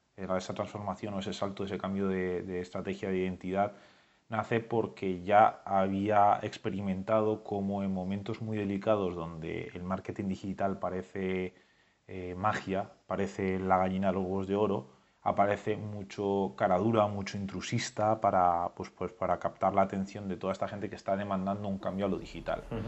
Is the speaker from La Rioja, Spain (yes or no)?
yes; La Rioja, Spain; como buen riojano